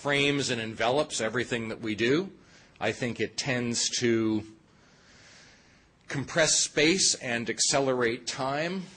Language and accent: English; Toronto, Ontario, Canada; I'm from Toronto